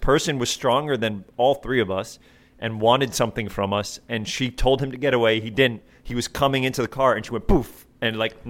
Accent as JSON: {"language": "English", "town": "Riverdale", "region": "New York", "country": "United States", "tie": "born or raised there", "said": "I grew up in Riverdale, which is the North Bronx. And then we moved to Westchester, which is the suburbs."}